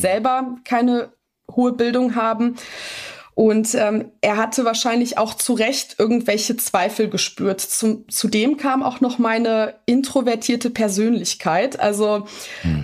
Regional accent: Bonn, North Rhine-Westphalia, Germany; born or raised there; also born or lived in Kruševac, Serbia

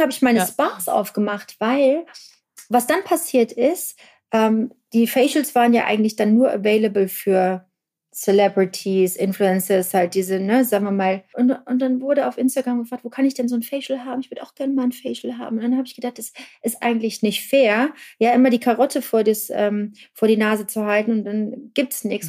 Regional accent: Germany; ich bin in der DDR groß geworden

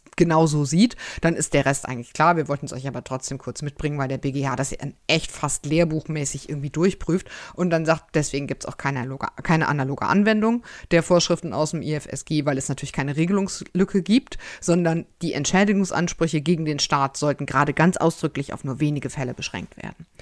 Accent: North Rhine-Westphalia, Germany; aus meinem Heimatland

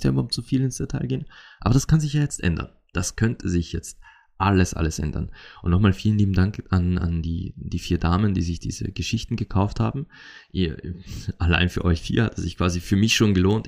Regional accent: Austria; accent: Austrian dialect; in meinem österreichischen Dialekt auf Mundart

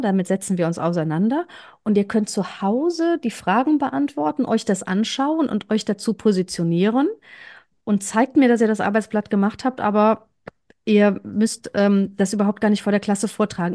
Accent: Cologne, North Rhine-Westphalia, Germany; Ich bin Kölnerin

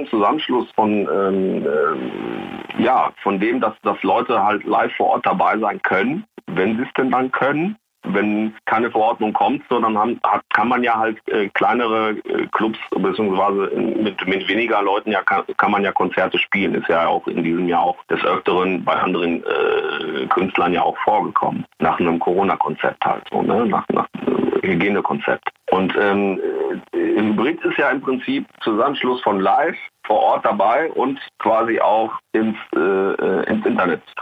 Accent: Recklinghausen, North Rhine-Westphalia, Germany; Ich stand auch mal kurz davor in meiner Heimatstadt Recklinghausen

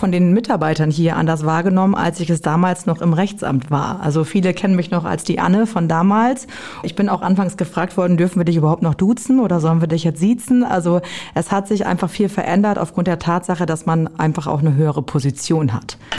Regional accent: Büren, Lower Saxony, Germany; born there; now in Garrel, Germany; Ich komme aus dem Landkreis Kloppenburg. Ich komme gebürtig aus Büren. Das liegt in der Gemeinde Emsteck. Und ich wohne mittlerweile in Garrel zusammen mit meiner Familie.

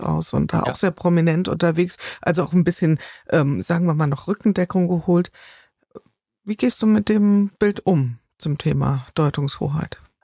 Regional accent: Taunus, Hesse, Germany; in meinem Heimatort in, in Taunus

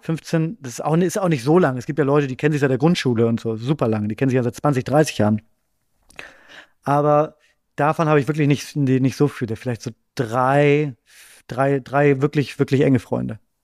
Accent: Bremen, Germany; now in Berlin, Germany; ich ähm, wohne in Berlin, aber ich komme nicht aus Berlin, sondern ich komme aus Bremen ursprünglich

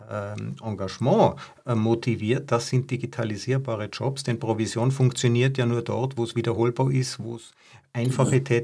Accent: Tyrol, Austria; Ja, wir sind beide Tiroler. Wir wissen hier, in dem Land äh, gab es Schneelawinen und, und super harte Winter.

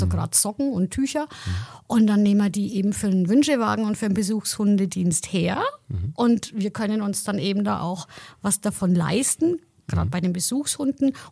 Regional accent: Heroldsbach, Bavaria, Germany; Genau, ich bin ja aus Haroldsbach und ich bin auch aktiv im Heimat- und Trachtenverein

